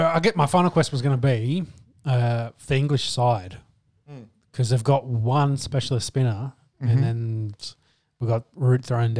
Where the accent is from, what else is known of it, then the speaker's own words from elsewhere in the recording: Australia; Yeah, well, we as Australian fans are now engaged in this series.